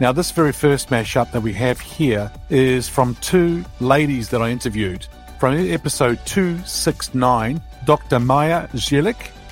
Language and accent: English; Greece; Greece is where I originate from